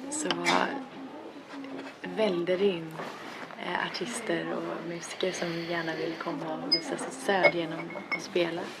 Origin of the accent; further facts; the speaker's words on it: Gothenburg, Västra Götaland, Sweden; jag är från Göteborg själv